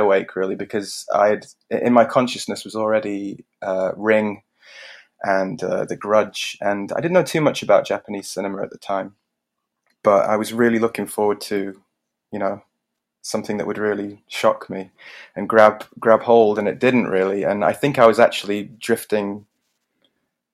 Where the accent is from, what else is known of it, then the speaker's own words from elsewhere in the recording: Richmond, Yorkshire and the Humber, United Kingdom; moved away as an adult; also born or lived in Leeds; now in South Korea; I'm originally from Richmond, North Yorkshire, in England